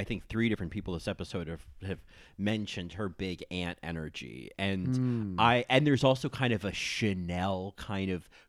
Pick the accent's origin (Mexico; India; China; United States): United States; Atlanta, Georgia; I'm from Atlanta, Georgia.